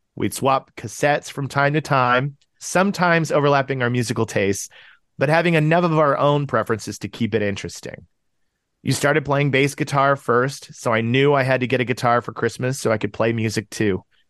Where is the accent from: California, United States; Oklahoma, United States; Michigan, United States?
Oklahoma, United States; Tulsa; born or raised there; moved away as an adult; also born or lived in Chicago suburbs, Illinois / Urbana-Champaign, Illinois; now in Los Angeles, United States